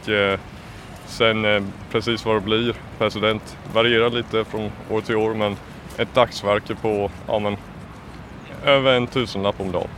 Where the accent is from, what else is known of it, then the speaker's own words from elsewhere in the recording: Småland, Kronoberg County, Sweden; moved away; Jag kommer från eh, Småland, en, eh, ett par tre mil från eh, Älmhult